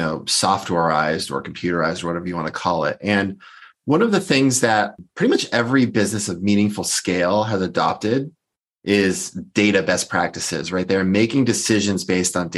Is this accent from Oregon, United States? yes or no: no; Boston, Massachusetts, United States; moved away as an adult; also born or lived in California; I'm originally from the Boston area and I'm back there now